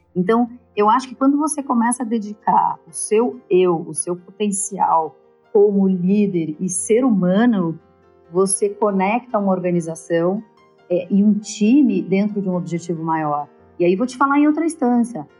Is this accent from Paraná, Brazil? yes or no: yes; Curitiba, Paraná, Brazil; moved away as an adult; also born or lived in United States; now in São Paulo, Brazil; Eu sou curitibana, eu estou em São Paulo há 20 anos